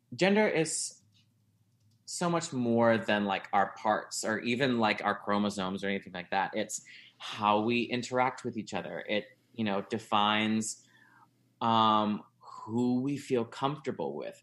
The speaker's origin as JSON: {"language": "English", "region": "South Louisiana", "country": "United States", "tie": "born or raised there", "moved": "as an adult", "lives_now": "Chicago, United States", "said": "I grew up in South Louisiana uh, and moved here uh, in two moved here to Chicago in 2010"}